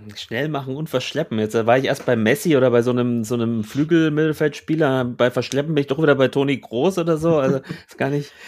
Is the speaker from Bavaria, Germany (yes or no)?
yes; Franconia, Bavaria, Germany; in meiner fränkischen Heimat